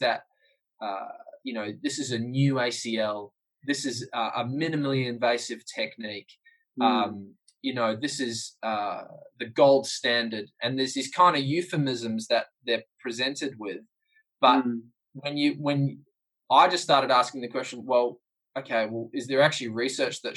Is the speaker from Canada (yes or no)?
no; New Zealand; as a New Zealander